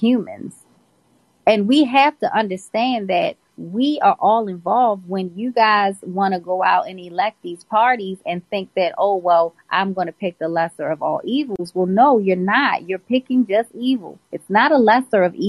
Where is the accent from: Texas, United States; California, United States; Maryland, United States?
Maryland, United States; Baltimore; I'm from Baltimore City.